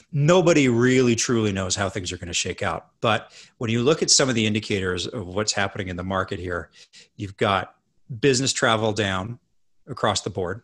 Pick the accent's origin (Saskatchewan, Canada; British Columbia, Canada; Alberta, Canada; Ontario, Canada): Alberta, Canada; Edmonton; I grew up in Canada